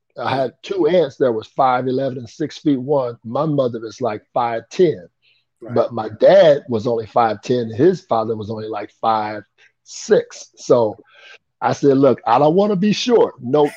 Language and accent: English; Anderson, Indiana, United States; I was born in Anderson, Indiana. I'm 61 years old. And I grew up, you know, I didn't grow up with a silver spoon in my mouth. I kind of grew up poor. We lived on the west side of Anderson